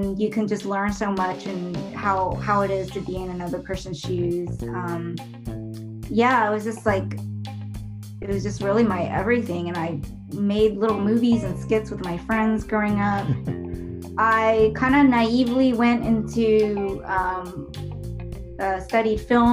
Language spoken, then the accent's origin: English; Dallas, Texas, United States; I was born and raised in Dallas, Texas.